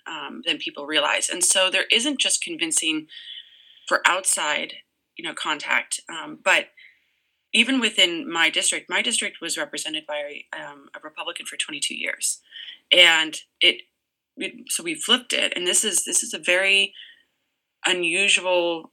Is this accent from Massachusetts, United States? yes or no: yes; Massachusetts, United States; now in Orange, Connecticut, United States; I'm actually originally from Massachusetts